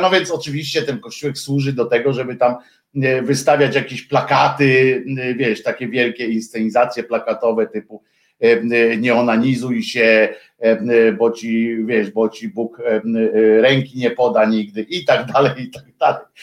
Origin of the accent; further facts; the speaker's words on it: Gdynia, Pomeranian Voivodeship, Poland; moved away as an adult; also born or lived in Tychy; now in Warsaw, Poland; ja się urodziłem w Gdyni i mam do niej sentyment